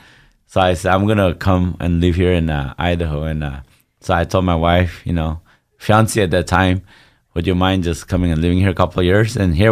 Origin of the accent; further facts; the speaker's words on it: Northeast India, India; Yeah, I grew up in India, but very close to Burma. So we're actually a tribe, a 40-plus tribe. We're supposed to be a nation called Naga, but we haven't got the freedom.